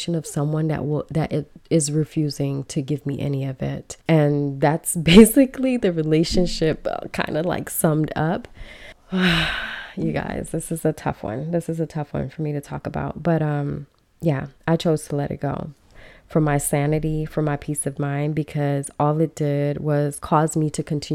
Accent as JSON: {"language": "English", "country": "Belize", "said": "we're not African-American, but, you know, we're from Belize, we're from the Caribbean, but still, we're Black people"}